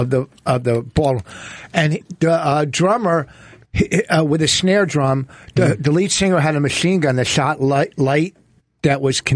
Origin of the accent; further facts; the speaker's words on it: New Jersey, United States; because we're from Jersey.